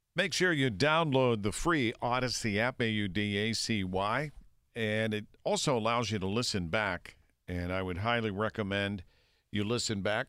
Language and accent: English; Wexford, Pennsylvania, United States; also born or lived in Millvale, Pennsylvania; So I was born in Millville, but when I was three, my dad got a job way out in Wexford. and so we moved out near North Park. So I grew up in that atmosphere